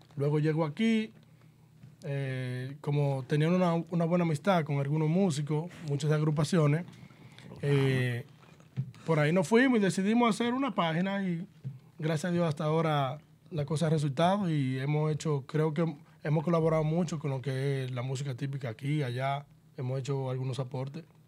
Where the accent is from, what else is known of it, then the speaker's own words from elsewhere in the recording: Mao, Valverde, Dominican Republic; soy de Mao Valverde, una, una tierra, un pueblo bien tipiquero